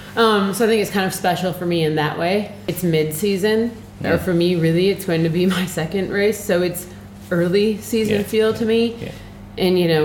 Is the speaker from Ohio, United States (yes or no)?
no; Arkansas, United States; moved away as an adult; now in Girona, Spain; California is quite a ways from Arkansas